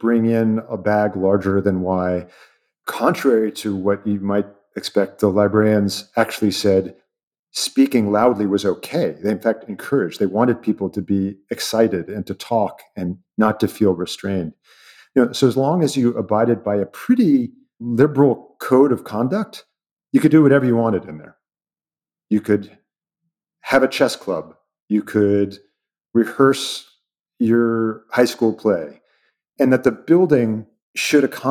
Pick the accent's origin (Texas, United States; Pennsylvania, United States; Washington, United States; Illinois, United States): Washington, United States; Seattle; I'm from Seattle